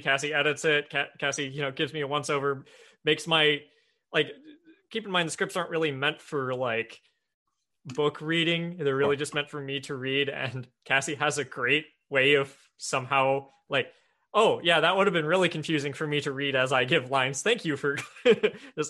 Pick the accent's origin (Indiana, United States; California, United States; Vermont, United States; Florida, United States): Indiana, United States; Evansville; moved away as an adult; now in Seattle, United States; Evansville, Indiana. Very, very southern tip of the, of the toe of Indiana. Uh, went, yeah, born there, grew up there, went to college there